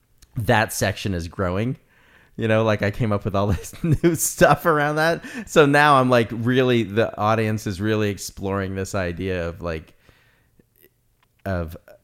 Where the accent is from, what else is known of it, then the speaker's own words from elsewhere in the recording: New York, United States; also born or lived in Los Angeles; I'm like from New York and LA, so I have both attitude problems